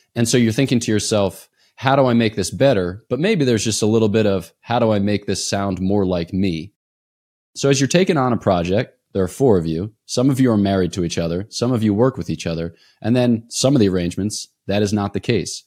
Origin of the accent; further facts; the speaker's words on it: East Coast, United States; I'm from the East Coast